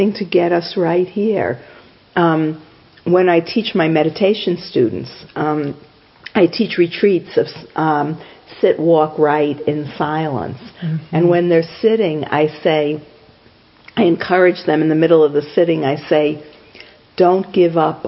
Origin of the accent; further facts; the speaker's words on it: New York, United States; I'm just being a New Yorker.